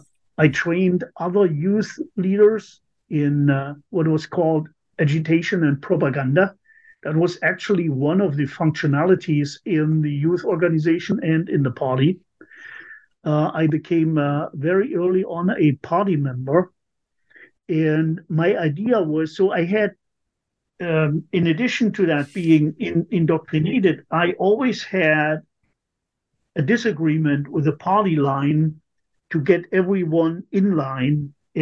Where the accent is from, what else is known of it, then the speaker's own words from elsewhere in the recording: East Germany, Germany; also born or lived in Hanover, Germany; now in United States; I grew up in East Germany